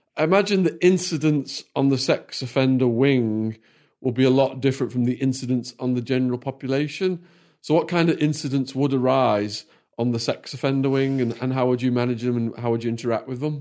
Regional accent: Widnes, North West England, United Kingdom; moved away as an adult; also born or lived in United States; my hometown

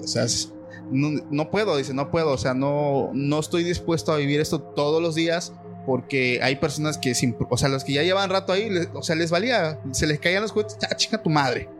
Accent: Mexico; aquí en mi país

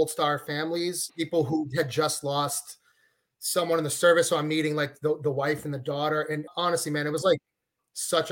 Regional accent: Massachusetts, United States; moved away as an adult; also born or lived in Boston, United States; now in Nashville, United States; born and raised in Massachusetts

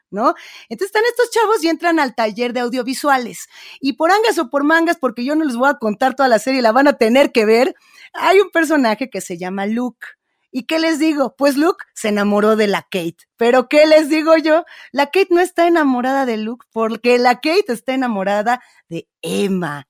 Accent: Mexico; en México tenemos ejemplos bien interesantes de radios negras o de programas que están haciendo esto mismo y que tenemos que recuperar

